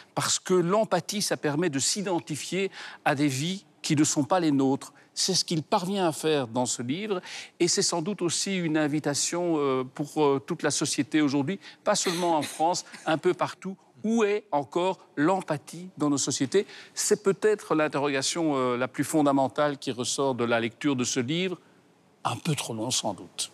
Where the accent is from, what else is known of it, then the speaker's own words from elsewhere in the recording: Brussels, Brussels-Capital Region, Belgium; chez nous à Bruxelles.